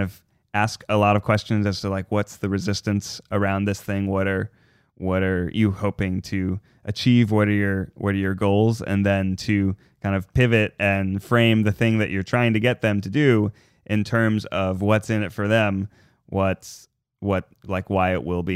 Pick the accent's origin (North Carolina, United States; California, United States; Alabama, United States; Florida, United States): Florida, United States; I'm from Florida